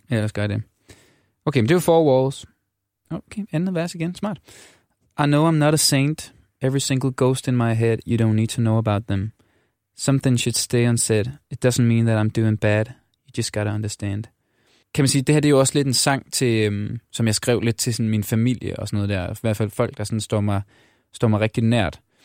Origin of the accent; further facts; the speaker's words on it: Denmark; moved away as an adult; now in Copenhagen, Denmark; der er jeg også fra Jylland